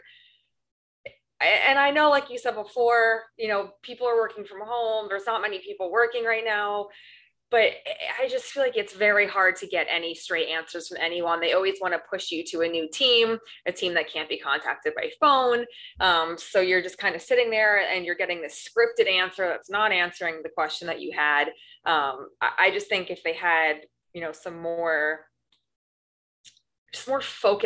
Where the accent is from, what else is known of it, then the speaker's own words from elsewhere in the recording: New York, United States; now in Long Beach, United States; I'm originally from New York, moved to Los Angeles for the beaches and the weather